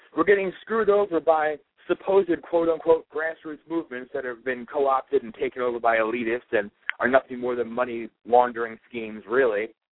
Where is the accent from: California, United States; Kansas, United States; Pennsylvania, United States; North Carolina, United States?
Pennsylvania, United States; I'm from Pennsylvania.